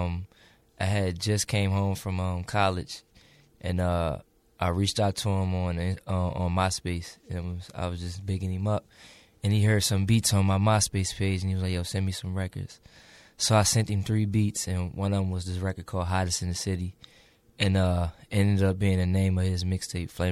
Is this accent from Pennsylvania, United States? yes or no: yes; Chester, Pennsylvania, United States; I'm from Chester, PA, so, you know. It's it was pretty rough out there